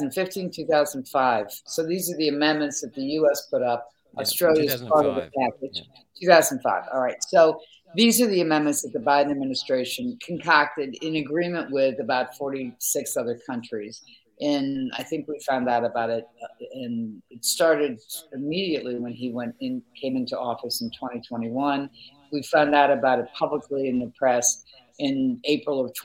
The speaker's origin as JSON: {"language": "English", "country": "United States", "said": "as an American journalist"}